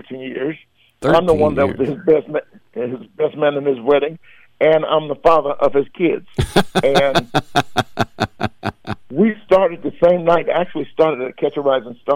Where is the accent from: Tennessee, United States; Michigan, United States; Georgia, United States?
Georgia, United States; moved away; I came from Georgia